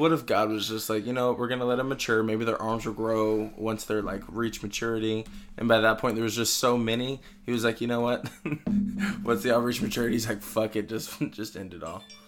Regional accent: Texas, United States; we're from Texas

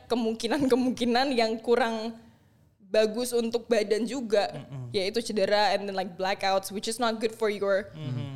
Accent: Indonesia; kamu asli mana? Indonesia

